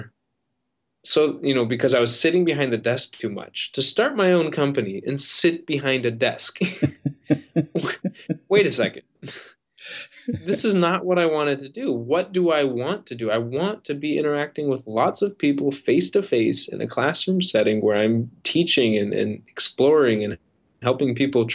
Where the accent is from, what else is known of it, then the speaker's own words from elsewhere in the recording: Midwest, United States; I grew up in the Midwest